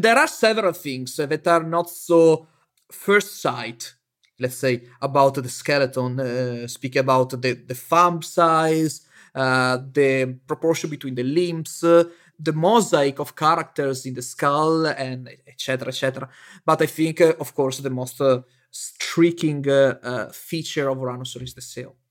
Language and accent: English; near Venice, Veneto, Italy; also born or lived in Bologna, Italy; my hometown that is near Venice